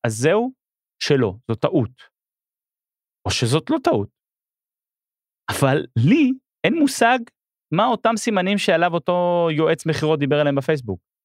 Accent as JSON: {"language": "Hebrew", "country": "Israel", "also_born_or_lived": "Melbourne, Australia", "said": "אני ישראלי באוסטרליה פתאום"}